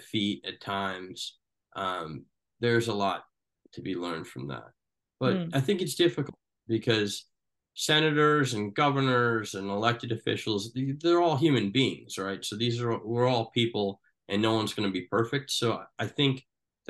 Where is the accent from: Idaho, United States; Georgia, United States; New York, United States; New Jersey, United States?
New Jersey, United States; I'm from New Jersey